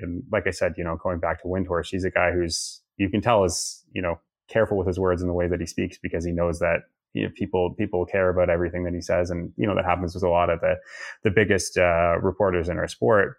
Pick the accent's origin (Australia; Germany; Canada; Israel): Canada; Toronto, Ontario; I grew up in Toronto